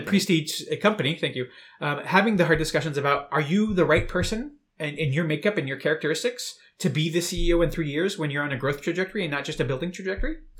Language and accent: English; United States; moved away as an adult; now in Berlin, Germany; I'm originally from the United States